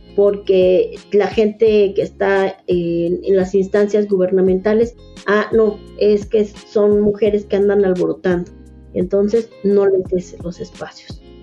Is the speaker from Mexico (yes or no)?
yes; Mexico City, Mexico; yo soy originaria de Milpalta, soy hija de comunero y pues desde que era niña he estado viviendo los procesos de defensa de la comunidad